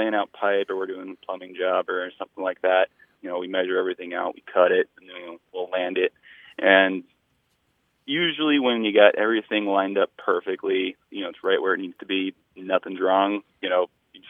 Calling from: Escanaba, Michigan, United States; I'm calling from Escanaba, Michigan.

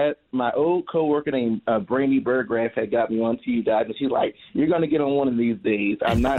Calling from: Louisville, Kentucky, United States; I'm calling from Louisville, Kentucky.

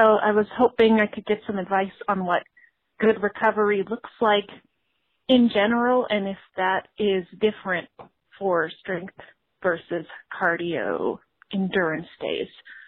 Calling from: Chicago, Illinois, United States; I'm calling from Chicago, Illinois.

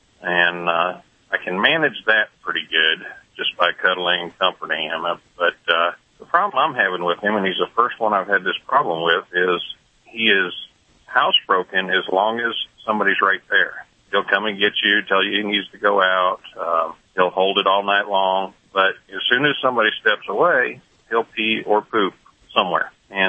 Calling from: Wichita, Kansas, United States; Right now, I'm in Wichita, Kansas. I'm a truck driver out of Arkansas.

